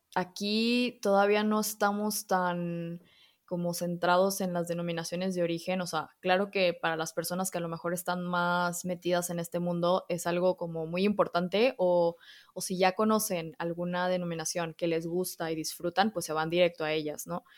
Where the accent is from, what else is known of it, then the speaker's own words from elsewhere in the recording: Mexico; accent: Mexican; moved away as an adult; also born or lived in Spain; mexicana, como quizá ya podrán escuchar el acento.